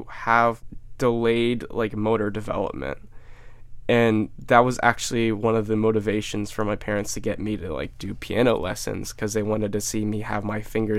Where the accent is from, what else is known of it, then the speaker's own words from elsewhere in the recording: Cincinnati, Ohio, United States; I grew up in Finneytown. It's a quite diverse neighborhood. I grew up in the suburbs of Cincinnati